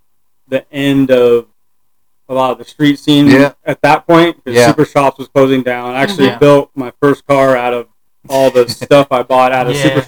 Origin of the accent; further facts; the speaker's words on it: Washington, United States; also born or lived in Southern California; now in Austin, United States; I was born in Southern California. Southern Cal. And didn't really do much there. I left when I was 8, moved mm-hmm. to Washington State